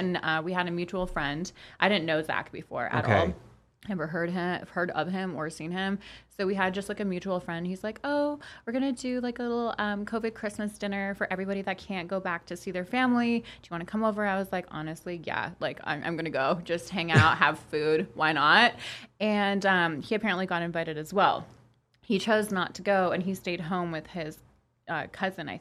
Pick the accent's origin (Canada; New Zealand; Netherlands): Canada; Toronto, Ontario; first language Polish; English is a second language; we have such a huge community of Polish people in Toronto that my first language was Polish, and I, like, learned English at the age of 4